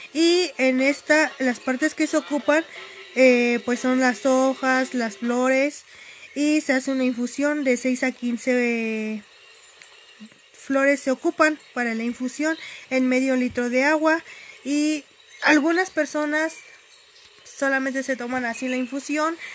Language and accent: Spanish; Acambay de Ruiz Castañeda, State of Mexico, Mexico; Pertenezco al municipio de Acambay de Ruiz Castañeda, vivo en la comunidad de Gansda Acambay